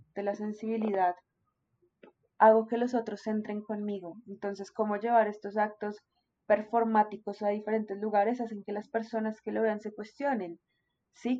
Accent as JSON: {"language": "Spanish", "country": "Colombia", "said": "como colombianos somos supremamente pasionales"}